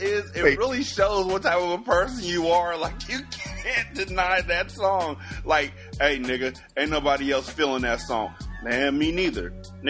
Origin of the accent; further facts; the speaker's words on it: West Coast, United States; I'm from the West Coast, dude.